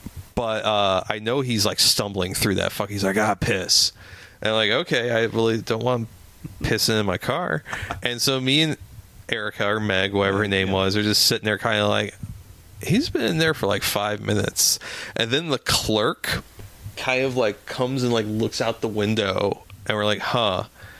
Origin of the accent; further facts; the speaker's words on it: St. Louis, Missouri, United States; I grew up in North County, St. Louis, and North St. Louis County